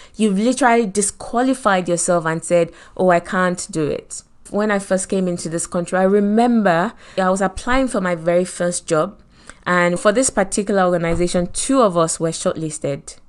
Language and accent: English; Nigeria; accent: Nigerian; moved away as an adult; also born or lived in Lagos, Nigeria; now in United Kingdom; Me with my Nigerian accent